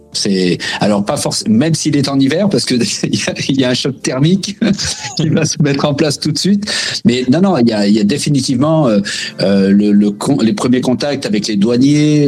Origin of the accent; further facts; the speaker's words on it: France; moved away as an adult; also born or lived in Quebec; now in Canada; en tant que Français